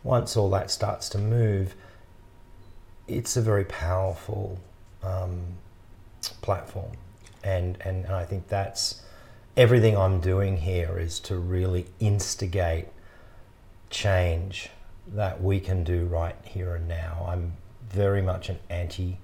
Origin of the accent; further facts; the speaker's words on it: Australia; as an Australian public